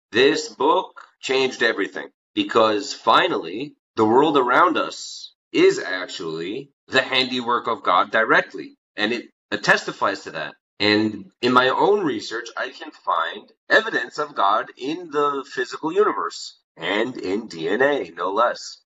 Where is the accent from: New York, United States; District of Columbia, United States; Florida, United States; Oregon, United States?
New York, United States; New York City; I grew up in Crown Heights